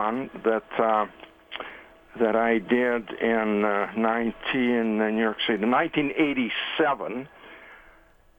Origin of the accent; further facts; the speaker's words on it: Manitoba, Canada; moved away; I was living in Manitoba at the time because I was born and raised in Manitoba